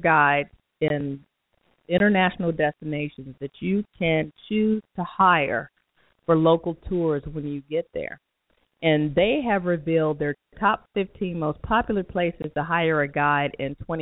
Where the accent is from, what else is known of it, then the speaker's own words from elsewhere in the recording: Chicago, Illinois, United States; moved away as an adult; now in Pflugerville, United States; I'm from Chicago, Illinois